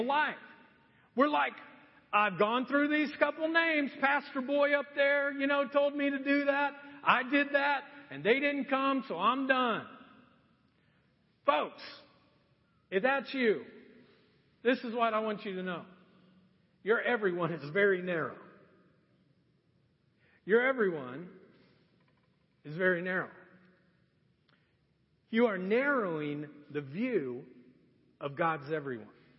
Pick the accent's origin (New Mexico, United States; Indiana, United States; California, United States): Indiana, United States; Marion; also born or lived in Anderson, Indiana; I grew up in Marion, Indiana my entire life. And at ninth grade, my dad decided we would move to Anderson.